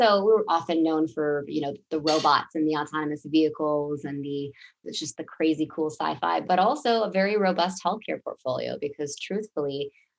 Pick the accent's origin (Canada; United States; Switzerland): United States; Mountain View, California; moved away as an adult; also born or lived in Washington, D.C.; my hometown of the Bay Area? I was born in Mountain View.